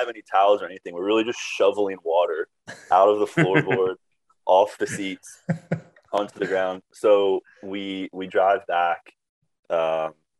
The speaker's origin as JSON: {"language": "English", "region": "North Carolina", "country": "United States", "said": "I'm from North Carolina"}